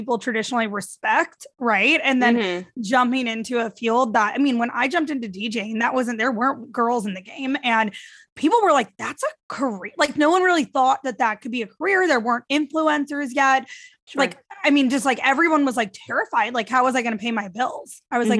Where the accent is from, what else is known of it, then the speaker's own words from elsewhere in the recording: St. Louis, Missouri, United States; moved away; also born or lived in New York / Florida; I grew up in St. Louis. I lived in New York straight for a decade.